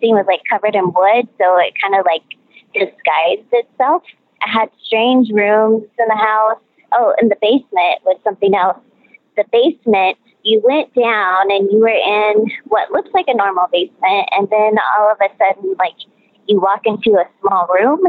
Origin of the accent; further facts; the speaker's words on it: Northeast Oklahoma, United States; also born or lived in Joplin, Missouri / Houston, Texas; now in Salt Lake City, United States; I grew up in Northeast Oklahoma